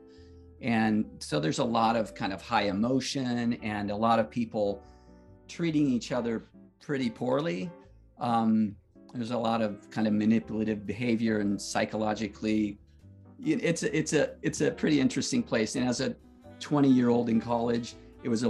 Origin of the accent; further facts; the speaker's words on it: the West, United States; also born or lived in Vermont; now in Southern Oregon, United States; I was from the West and wanted to raise our kids out here.